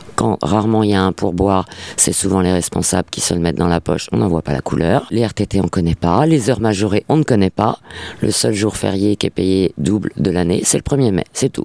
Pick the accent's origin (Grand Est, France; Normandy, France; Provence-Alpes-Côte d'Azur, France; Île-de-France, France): Île-de-France, France; Paris; moved away as an adult; Je suis né et j'ai toujours vécu à Paris